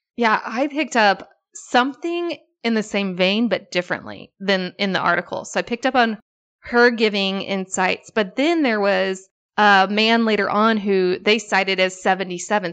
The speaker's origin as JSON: {"language": "English", "region": "Illinois", "country": "United States", "tie": "born or raised there", "said": "childhood growing up in Illinois."}